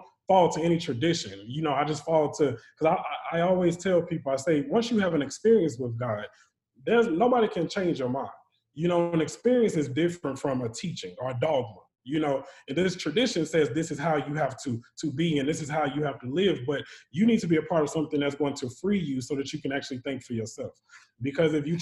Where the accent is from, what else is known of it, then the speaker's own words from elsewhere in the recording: Charlotte, North Carolina, United States; When I was younger, I was raised in Charlotte, North Carolina. So born and raised there